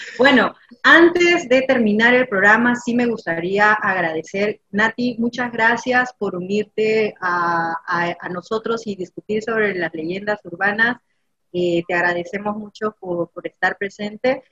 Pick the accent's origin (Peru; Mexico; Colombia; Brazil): Peru; en mi país